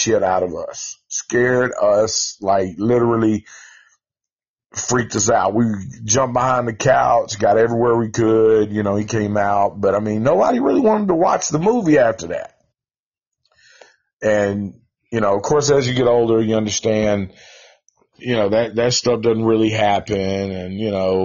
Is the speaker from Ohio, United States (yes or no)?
no; Nashville, Tennessee, United States; I'm from Nashville, Tennessee